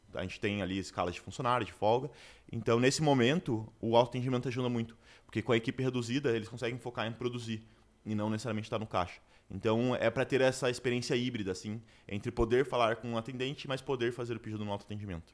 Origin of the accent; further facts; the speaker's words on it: Curitiba, Paraná, Brazil; sou de Curitiba